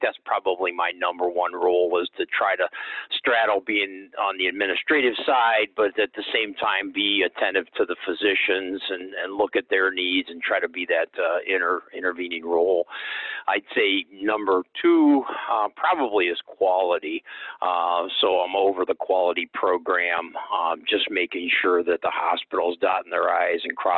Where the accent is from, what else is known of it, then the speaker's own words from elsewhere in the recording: Akron, Ohio, United States; also born or lived in Toledo, Ohio / Sandusky, Ohio; born and raised in Akron, Ohio